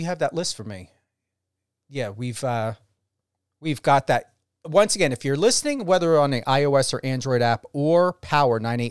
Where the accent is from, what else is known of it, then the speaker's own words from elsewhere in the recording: New Jersey, United States; moved away; my home state of New Jersey